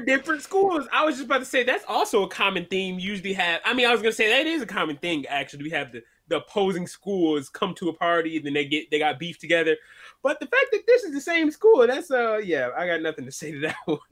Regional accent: Michigan, United States

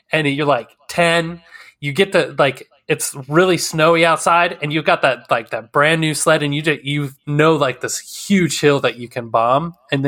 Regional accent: Wyoming, United States; I'm from originally from Wyoming. And driving out there, like, the type of weather that we drive in would make people freak the fuck out here.

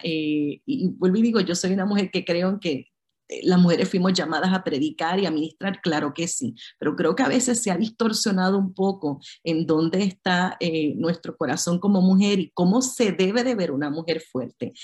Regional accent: Puerto Rico; yo soy de Puerto Rico

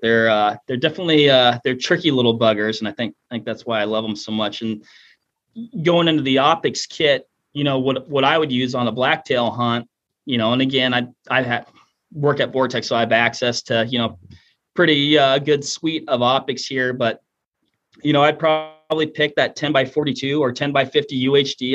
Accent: Washington, United States; moved away; I'm originally from Washington State

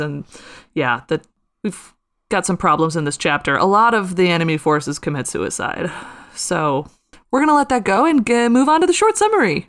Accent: Midwest, United States; I'm from the Midwest.

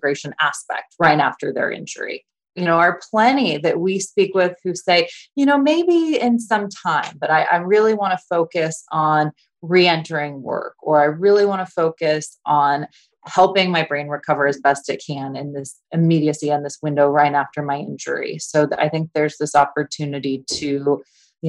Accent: Orange County, California, United States; moved away; I grew up in Orange County, California

